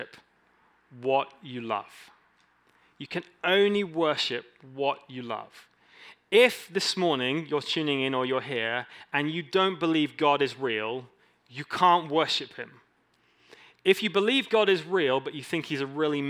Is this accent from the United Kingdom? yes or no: yes; England, United Kingdom; I'm an English dude.